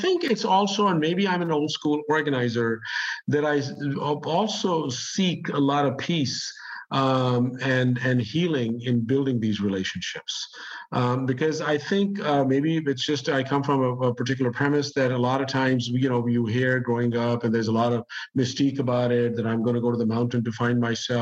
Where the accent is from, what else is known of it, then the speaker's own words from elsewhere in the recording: Pakistan; now in United States; I grew up in Pakistan. I'm an immigrant myself. And I've been living in the U.S. since the late 1970s.